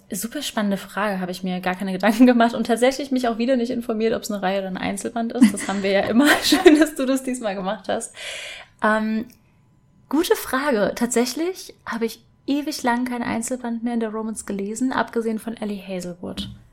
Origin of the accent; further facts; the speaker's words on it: Rhenish Hesse, Rhineland-Palatinate, Germany; ich bin auch in Rheinhessen aufgewachsen